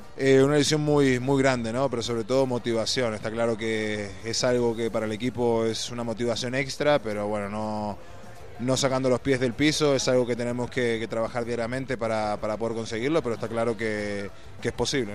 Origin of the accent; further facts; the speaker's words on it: Uruguay; now in Spain; En Uruguay, como todo uruguayo, empecé jugando al fútbol.